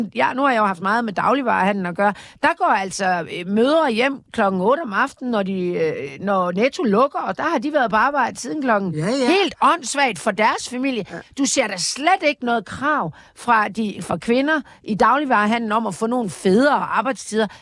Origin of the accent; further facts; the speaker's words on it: Jutland, Denmark; da jeg voksede op i Jylland